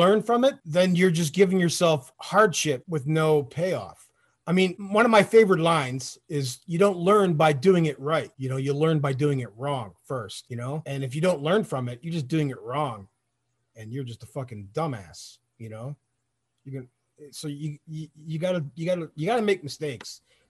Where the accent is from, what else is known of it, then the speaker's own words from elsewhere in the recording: Detroit, Michigan, United States; born there; also born or lived in Toronto, Canada / Florida; Like we talked about, like I was born in Detroit, right? But it's like I moved to Toronto. So I went from Detroit to Toronto, back to Detroit to Florida, back to Detroit again, and then the Army.